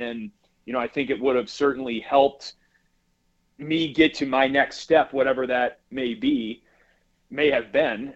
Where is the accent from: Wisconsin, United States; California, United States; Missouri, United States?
Wisconsin, United States; growing up in Wisconsin